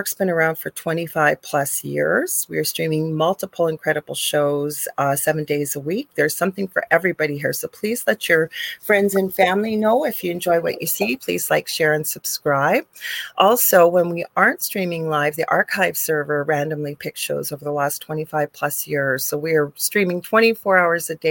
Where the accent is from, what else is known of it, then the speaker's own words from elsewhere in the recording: Canada; I am a Canadian spiritual medium.